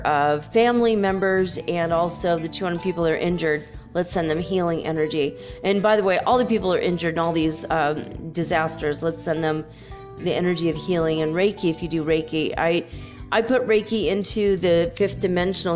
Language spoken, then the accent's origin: English; California, United States; I'm from California